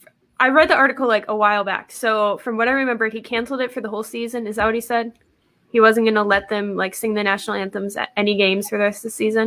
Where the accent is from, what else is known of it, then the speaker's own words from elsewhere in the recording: Chicago, Illinois, United States; moved away; I'm originally from Chicago, so I'm used to it. Like I'm used to the snow. I'm used to really cold winters